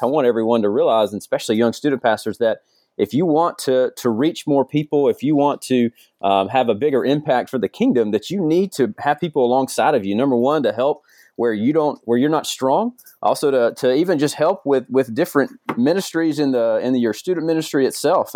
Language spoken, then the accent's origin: English; Georgia, United States; moved away; I'm from Georgia originally